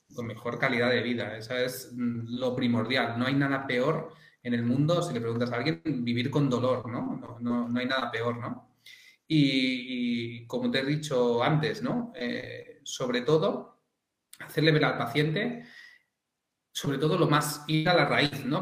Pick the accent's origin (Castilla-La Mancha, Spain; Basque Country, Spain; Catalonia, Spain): Catalonia, Spain; Llobregat; soy del Llobregat y, usamos jerga más directa